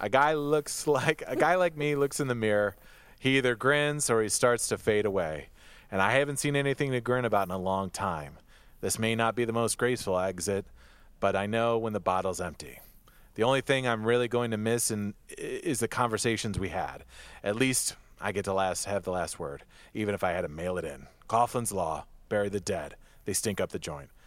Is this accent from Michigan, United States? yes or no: yes; Michigan, United States; we're both from Michigan. We're both from Michigan